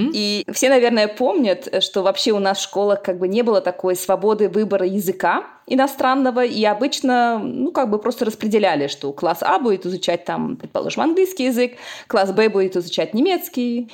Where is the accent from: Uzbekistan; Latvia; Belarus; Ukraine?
Uzbekistan; moved away as an adult; now in Bonn, Germany; я родом из Узбекистана